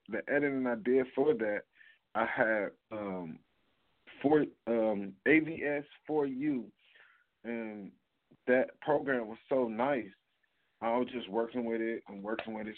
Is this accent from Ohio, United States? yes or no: yes; Cleveland, Ohio, United States; I am from Cleveland, Ohio.